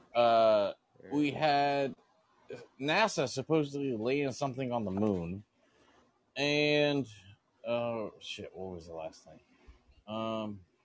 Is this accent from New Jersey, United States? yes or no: no; Florida, United States; I'm from Florida